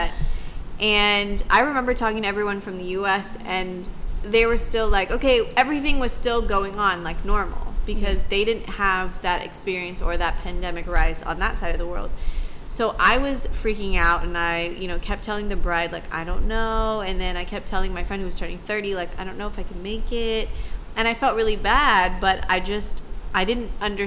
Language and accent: English; United States; I am American